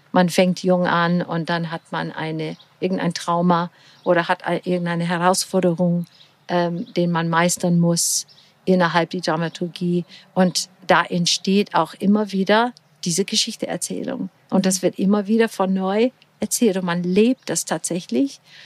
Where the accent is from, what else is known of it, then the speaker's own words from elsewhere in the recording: Portland, Oregon, United States; German is a second language; moved away as an adult; also born or lived in Florida; now in Füssen, Germany; Ich bin in sonnige Florida geboren Ach. und aufgewachsen an der Westküste in Portland, Oregon